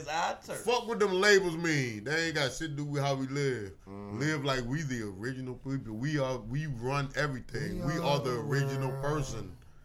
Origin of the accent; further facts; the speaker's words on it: United States; technically, we're Americans.